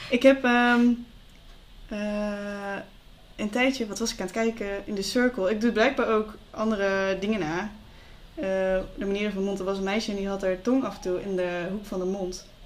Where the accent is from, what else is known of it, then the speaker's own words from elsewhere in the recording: Limburg, Netherlands; Dus het is niet zo dat ik me ervoor schaam dat ik uit, eh, dat ik uit Limburg kom.